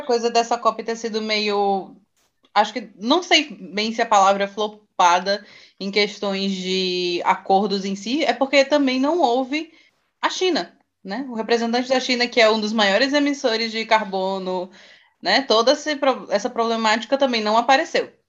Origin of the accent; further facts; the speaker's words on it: Brazil; como brasileiro